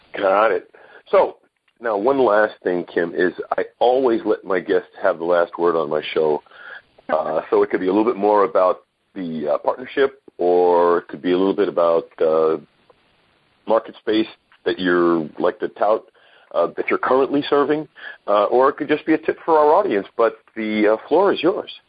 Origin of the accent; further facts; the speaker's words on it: New York City, New York, United States; also born or lived in Brooklyn, New York; I'm a Brooklynite, grew up in Queens, uh, New York State.